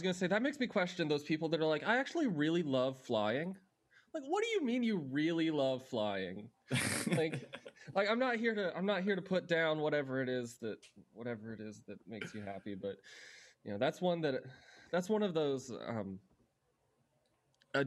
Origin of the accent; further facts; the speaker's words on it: Atlanta, Georgia, United States; moved away as an adult; also born or lived in Boston; I'm from Atlanta.